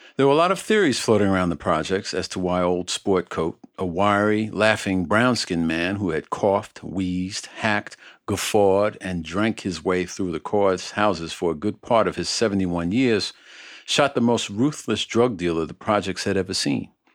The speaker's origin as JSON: {"language": "English", "town": "New York City", "region": "New York", "country": "United States", "tie": "born or raised there", "said": "the housing projects where I was born in Red Hook, Brooklyn"}